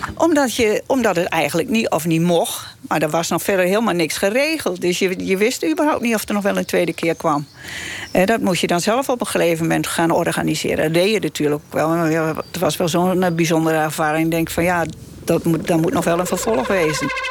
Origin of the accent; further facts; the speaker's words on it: Gelderland, Netherlands; ik kwam uit Gelderland